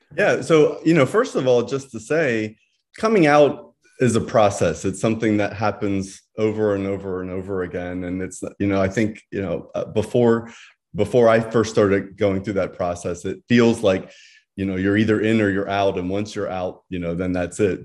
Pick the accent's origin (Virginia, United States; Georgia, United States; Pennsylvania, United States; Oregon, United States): Pennsylvania, United States; Bucks County; moved away as an adult; now in Santa Barbara, United States; I grew up, I was raised, all of my family still lives in Pennsylvania. um, kind of rural area outside of Philadelphia, Bucks County area